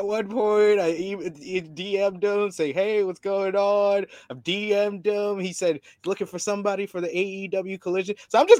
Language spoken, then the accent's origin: English; United States; because I'm American.